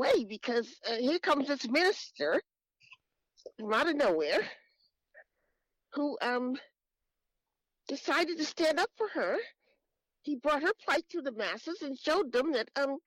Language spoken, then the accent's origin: English; East Coast, United States; I'm from the East Coast